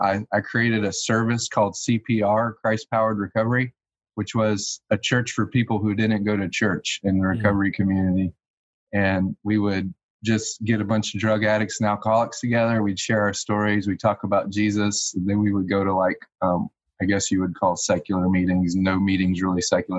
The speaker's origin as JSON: {"language": "English", "town": "Gainesville", "region": "Florida", "country": "United States", "tie": "born or raised there", "said": "I was born in Gainesville, Florida, the capital of the United States in SEC football"}